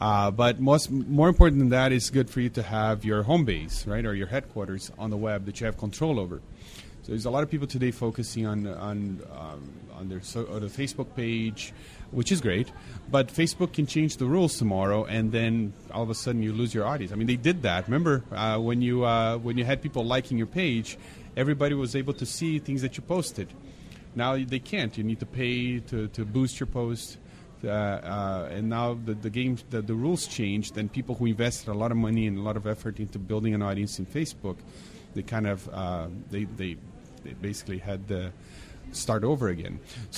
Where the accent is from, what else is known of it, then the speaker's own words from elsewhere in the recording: Brazil; Remember when I was growing up in Brazil, Everybody drove a VW Bug. That's all we had there.